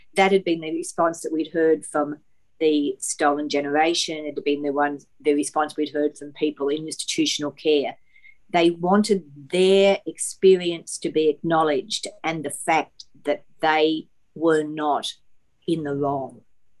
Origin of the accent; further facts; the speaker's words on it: Toowoomba, Queensland, Australia; I grew up in Toowoomba